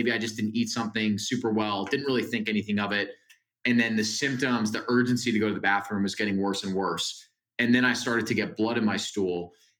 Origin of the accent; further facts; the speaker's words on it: Northeast, United States; I have amazing parents. I'm from the Northeast, great family.